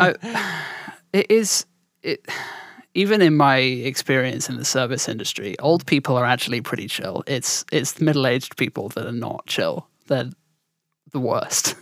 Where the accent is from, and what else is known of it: southern England, United Kingdom; accent: southern; also born or lived in around London